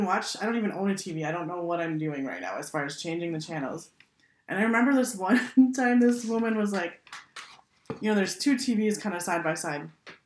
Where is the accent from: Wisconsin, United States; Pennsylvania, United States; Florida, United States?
Wisconsin, United States; now in Minnesota, United States; I'm from Wisconsin